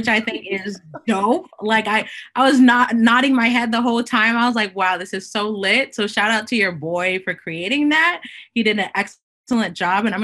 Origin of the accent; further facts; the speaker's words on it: Boston, Massachusetts, United States; I was born here in Boston, but my mom immigrated here from Haiti. And so I am of Haitian descent, and I'm Haitian American